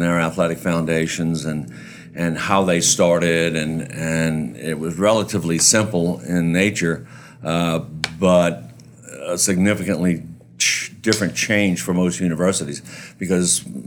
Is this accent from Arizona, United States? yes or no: no; New Orleans, Louisiana, United States; now in Lafayette, United States; growing up in New Orleans